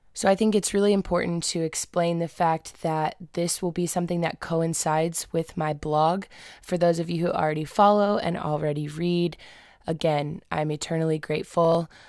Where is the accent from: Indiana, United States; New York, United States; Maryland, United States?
Indiana, United States; Indianapolis; I was born and raised in Indianapolis